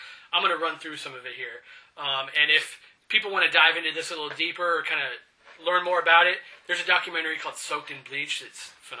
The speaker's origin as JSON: {"language": "English", "town": "Denver", "region": "Colorado", "country": "United States", "tie": "born there", "said": "Denver. I have family in Boulder."}